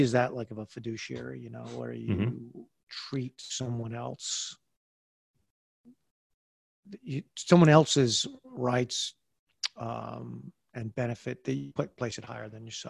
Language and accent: English; United States; I used to wake up in the morning and have this moment of feeling that I was so blessed to be an American, to wake up as an American.